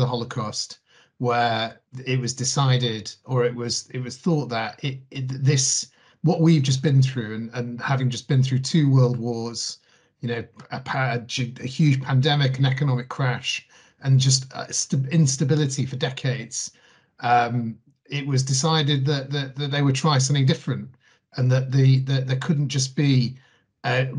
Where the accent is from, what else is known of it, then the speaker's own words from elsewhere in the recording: Manchester, North West England, United Kingdom; I grew up in South Manchester